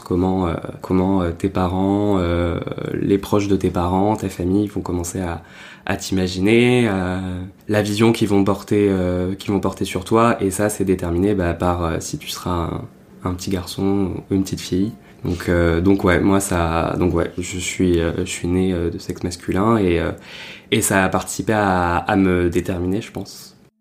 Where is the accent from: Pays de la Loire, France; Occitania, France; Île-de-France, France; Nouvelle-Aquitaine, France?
Occitania, France; Perpignan; now in Paris, France; Je viens de Perpignan à la base